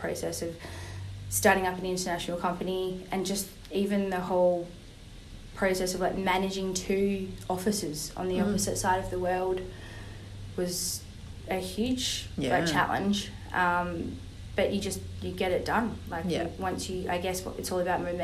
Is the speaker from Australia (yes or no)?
yes; Rockingham, Western Australia, Australia; also born or lived in New York; I was born in Perth.